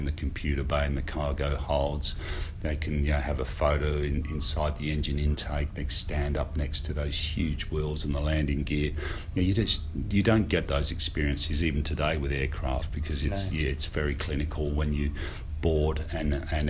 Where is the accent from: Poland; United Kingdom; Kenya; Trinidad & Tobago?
United Kingdom; moved away as an adult; also born or lived in Sydney, Australia; now in Australia; I grew up in the UK